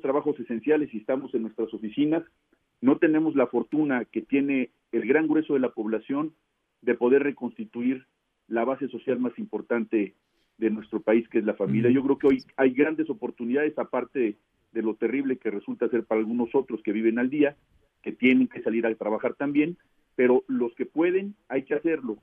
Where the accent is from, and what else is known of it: Mexico